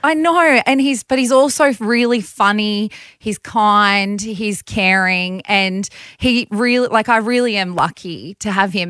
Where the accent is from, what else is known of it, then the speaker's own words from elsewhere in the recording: Bathurst, New South Wales, Australia; growing up in Bathurst, my parents both had their own businesses